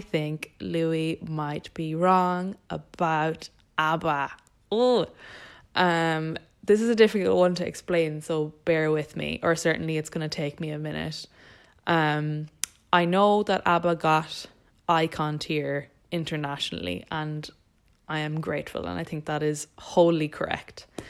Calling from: Dublin, Leinster, Ireland; I'm calling from Dublin in Ireland.

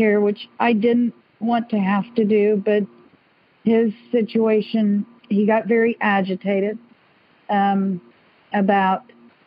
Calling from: Pearland, Texas, United States; I am calling from Pearland, Texas

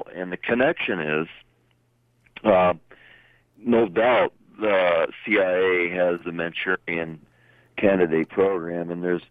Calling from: Davison, Michigan, United States; Davison, east of Flint.

